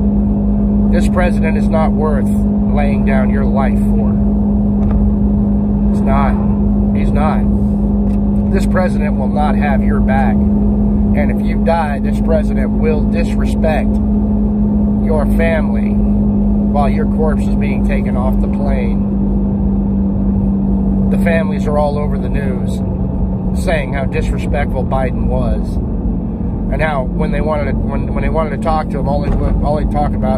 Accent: United States; I am a heritage American.

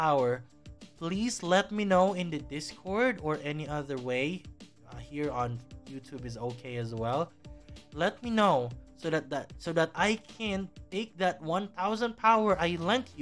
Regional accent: Philippines; my home country, the Philippines

